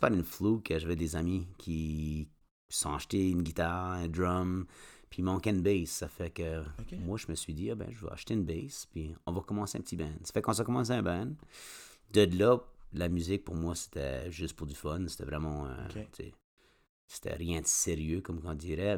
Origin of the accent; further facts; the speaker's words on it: Moncton, New Brunswick, Canada; je viens de, de Moncton